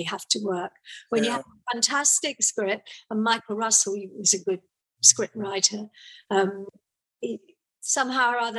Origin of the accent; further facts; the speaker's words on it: Sussex, South East England, United Kingdom; I was brought up in Sussex.